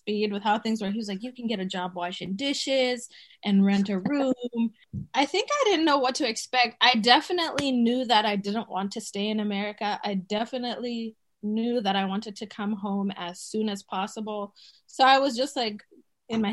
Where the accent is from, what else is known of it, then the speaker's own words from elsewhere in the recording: Botswana; moved away as an adult; also born or lived in Zimbabwe; now in United States; we moved from Zimbabwe to the neighboring country of Botswana. And so that's where I grew up